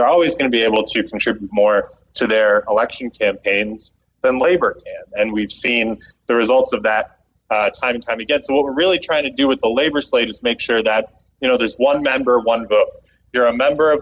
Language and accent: English; Canada; moved away; my home country, Canada